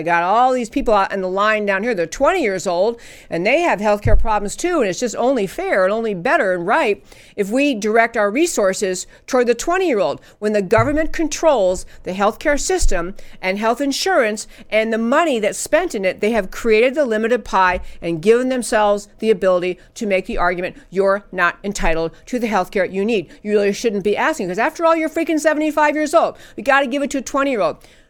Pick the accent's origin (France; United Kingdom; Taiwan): United Kingdom; England; I grew up in England, and there's nothing wrong with the healthcare system there.